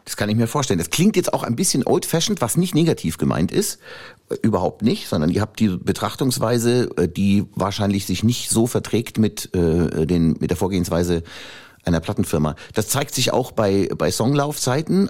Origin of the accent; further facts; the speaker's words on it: Upper Palatinate, Bavaria, Germany; bin ich Oberpfälzer